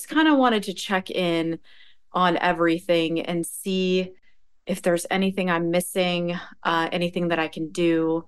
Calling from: Stamford, Connecticut, United States; I'm coming from Stamford, Connecticut on the New York border.

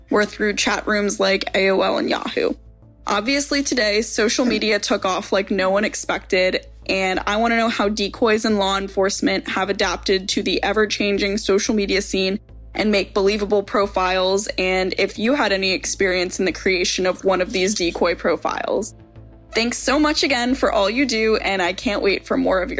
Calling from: Pennsylvania, United States; Hi, Chris. … I'm from Pennsylvania.

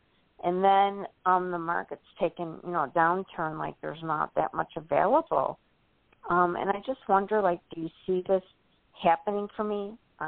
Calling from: Illinois, United States; Hi, from Illinois.

